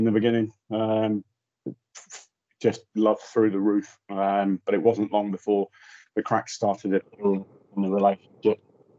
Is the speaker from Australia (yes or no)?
no; Germany; moved away; also born or lived in Anglesey, Wales; Okay, well, I was born on Anglesey, or Inishmon, as it's known locally. My father was in the RAF, and not long after I was born there with one of my other brothers, we moved out to Germany, spent the next sort of 12 to 13 years on and off in Germany.